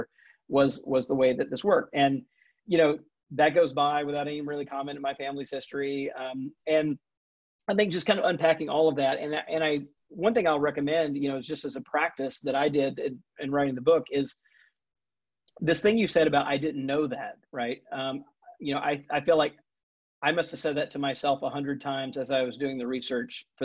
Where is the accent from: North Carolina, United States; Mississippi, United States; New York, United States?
Mississippi, United States; Jackson; moved away; also born or lived in Atlanta, Georgia / Texas; I grew up Southern Baptist, mostly in Jackson, Mississippi